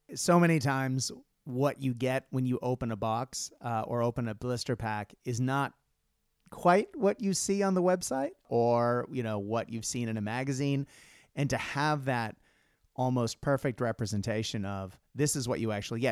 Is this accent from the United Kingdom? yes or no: no; Japan; moved away; I grew up in Japan, and in Japan in the '80s